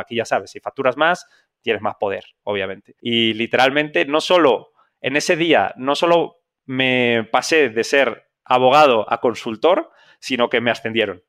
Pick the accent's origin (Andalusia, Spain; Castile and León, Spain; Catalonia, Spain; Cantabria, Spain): Castile and León, Spain; Zamora; accent: español; moved away as an adult; also born or lived in Madrid; yo soy un, un español de una ciudad muy pequeña de España que se llama Zamora